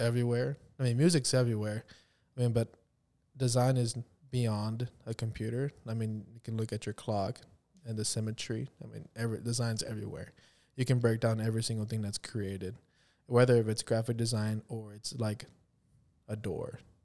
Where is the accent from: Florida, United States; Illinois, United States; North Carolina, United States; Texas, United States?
Texas, United States; near Corpus Christi; moved away as an adult; now in Kansas City, United States; when they first built the McDonald's in my hometown